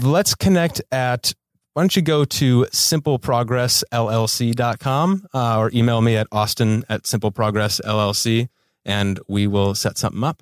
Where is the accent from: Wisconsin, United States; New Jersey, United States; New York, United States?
Wisconsin, United States; Milwaukee; moved away as an adult; now in Los Angeles, United States; I'm from Milwaukee, Wisconsin.